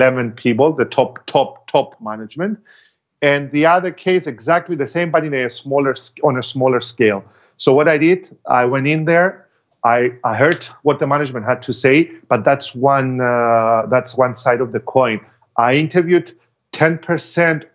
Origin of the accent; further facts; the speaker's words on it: Cyprus; in my home country, because I cannot charge double of what I charge abroad and charge less in Cyprus